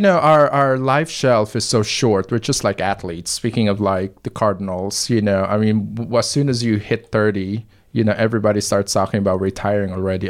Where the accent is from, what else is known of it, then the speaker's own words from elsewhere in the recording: Manila, Metro Manila, Philippines; moved away as an adult; also born or lived in Nashville, Tennessee / Russia / San Francisco; now in St. Louis, United States; I was born in Manila, Philippines, but I moved to Nashville, Tennessee, uh, after college. Uh, I was eighteen